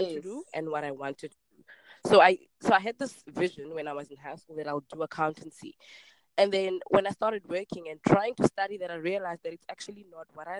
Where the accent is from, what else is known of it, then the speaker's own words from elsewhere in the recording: Cape Town, Western Cape, South Africa; I grew up in Khayelitsha, and that's in Cape Town. It's a township in Cape Town. Born and bred here.